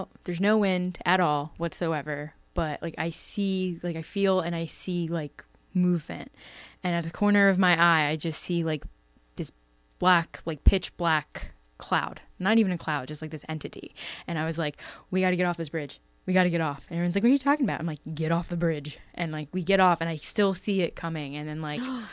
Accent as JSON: {"language": "English", "area": "Bucks County", "region": "Pennsylvania", "country": "United States", "tie": "born or raised there", "said": "where I grew up in Bucks County is pretty spooky."}